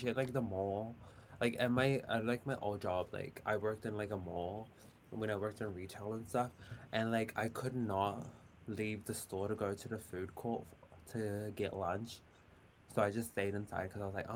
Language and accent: English; Auckland, New Zealand; I'm from Auckland, New Zealand